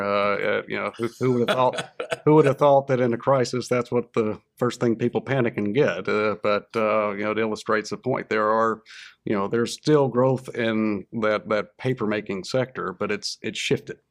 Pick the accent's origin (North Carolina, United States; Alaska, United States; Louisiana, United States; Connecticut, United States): Louisiana, United States; North; moved away as an adult; now in Arkansas, United States; growing up in North Louisiana, there was always kind of a little bit of a looking down their nose at you from South Louisiana.